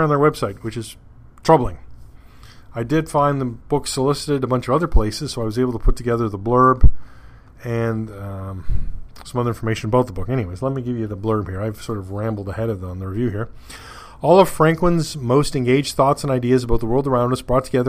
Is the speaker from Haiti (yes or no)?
no; Canada; being Canadian